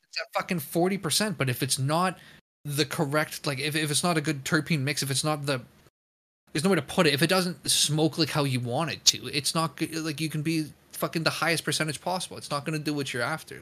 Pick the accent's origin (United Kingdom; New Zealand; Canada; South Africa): Canada; me as a Canadian